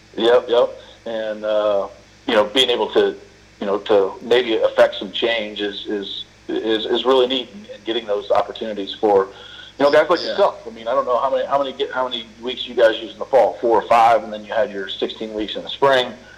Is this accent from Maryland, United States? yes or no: no; Bay Area, Northern California, United States; I grew up in Northern California uh, in the Bay Area.